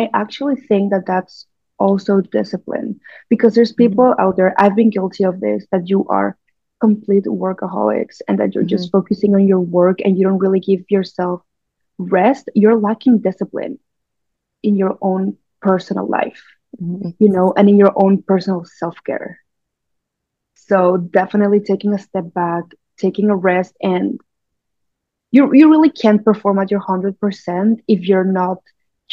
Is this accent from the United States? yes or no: no; Mexico; moved away as an adult; now in Vancouver, Canada; I'm Mexican. I was born and raised in Mexico, and I moved to Vancouver a little bit over